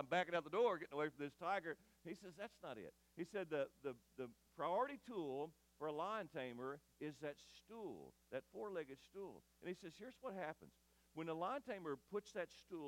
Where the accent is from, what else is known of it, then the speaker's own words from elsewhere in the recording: Eddyville, Kentucky, United States; I grew up near Kentucky State Penitentiary in Eddyville